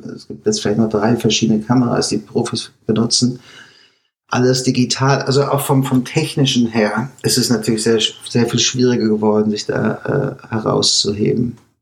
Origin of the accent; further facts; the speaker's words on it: Germany; moved away as an adult; now in United States; als Deutscher